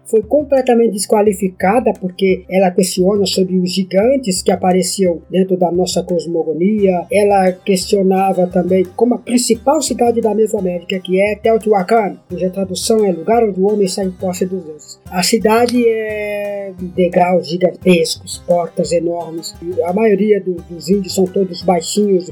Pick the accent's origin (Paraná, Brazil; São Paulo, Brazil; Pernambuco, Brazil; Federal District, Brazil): São Paulo, Brazil; Ubatuba; Eu nasci nas montanhas de Ubatuba e estudei com padres salesianos